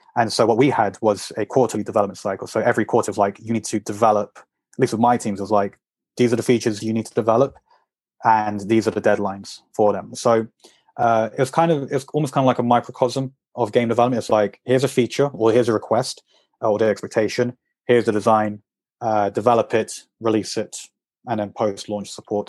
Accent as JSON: {"language": "English", "region": "England", "country": "United Kingdom", "also_born_or_lived": "Madrid", "moved": "as an adult", "said": "I'm English"}